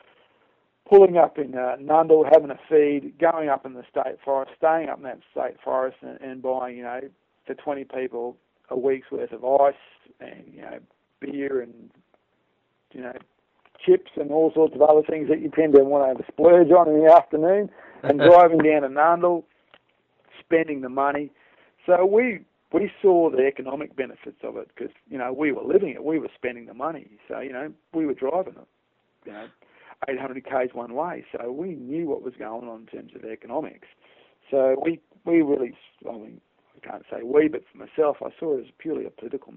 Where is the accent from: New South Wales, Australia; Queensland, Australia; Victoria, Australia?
Queensland, Australia; as a Queenslander